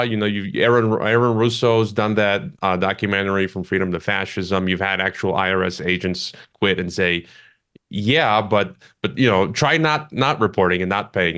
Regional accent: Chicago, Illinois, United States; moved away; back home, uh, in my hometown of Chicago

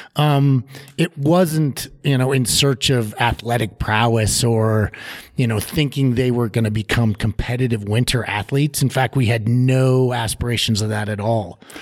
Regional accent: Denver, Colorado, United States; moved away as an adult; now in Steamboat Springs, United States; I grew up down in the Front Range, down in the Denver area. So I was a suburban Denver kid

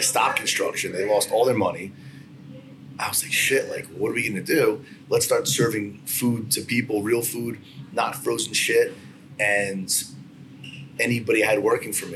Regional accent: Freehold, New Jersey, United States; I grew up in Freehold, New Jersey, where Federici's is

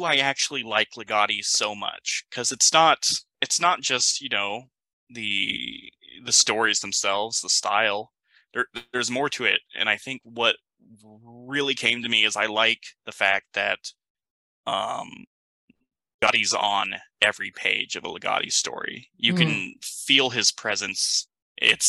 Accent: United States; I am kind of an American

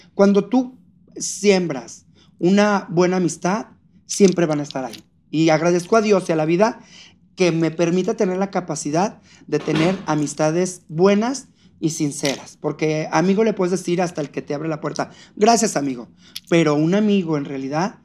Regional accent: Fresnillo, Zacatecas, Mexico; moved away; cuando regresé a Fresnillo, Zacatecas, de donde yo soy

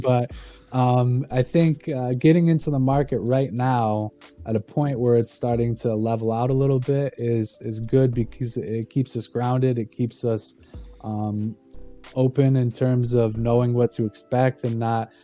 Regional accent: Ionia, Michigan, United States; my hometown, uh, Ionia and Easton Township.

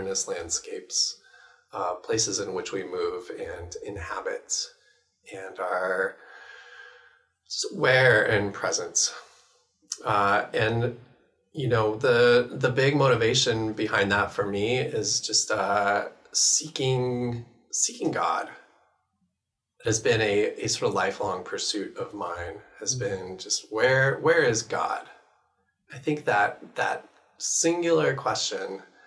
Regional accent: Bellevue, Washington, United States; now in Seattle, United States; I was born and raised here in Bellevue. I live in Seattle.

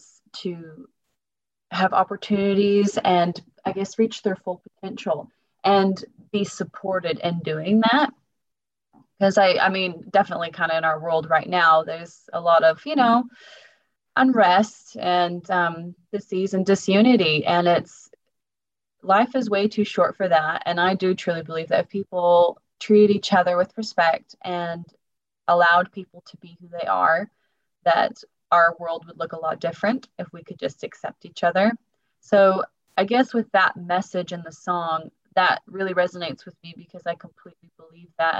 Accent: Portland, Oregon, United States; now in Christchurch, New Zealand; we're both from Oregon

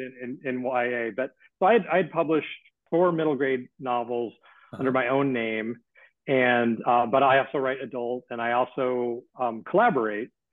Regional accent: Missoula, Montana, United States; growing up in Missoula, Montana

